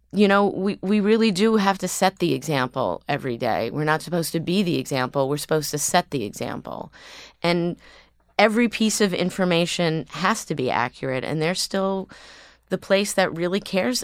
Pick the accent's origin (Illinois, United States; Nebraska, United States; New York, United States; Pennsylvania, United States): New York, United States; New York City; also born or lived in Los Angeles; I grew up here on the Upper East Side